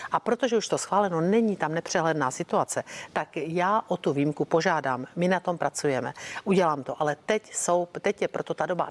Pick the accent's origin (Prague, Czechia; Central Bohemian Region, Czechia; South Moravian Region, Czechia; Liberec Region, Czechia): South Moravian Region, Czechia; u nás na Jižní Moravě